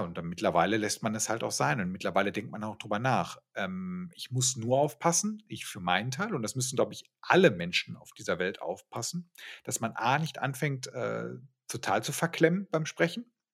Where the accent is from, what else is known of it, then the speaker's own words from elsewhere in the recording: Ruhr area, North Rhine-Westphalia, Germany; moved away as an adult; also born or lived in Bremen; ich komme aus, aus dem Ruhrgebiet, aus einer Werbeagentur